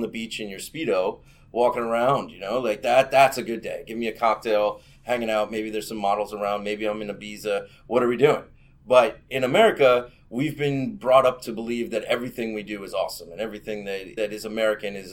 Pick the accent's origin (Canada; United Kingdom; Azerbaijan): United Kingdom; Northern Ireland; You could say I'm from Northern Ireland or Ireland, really depends on what you want to do, right on the border there.